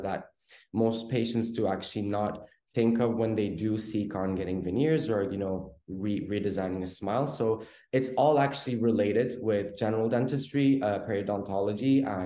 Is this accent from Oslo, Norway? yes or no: yes; Oslo, Norway; moved away as an adult; now in Istanbul, Turkey; I was born and raised in Oslo, Norway. And I decided to move to Istanbul at around 2008 to study dentistry.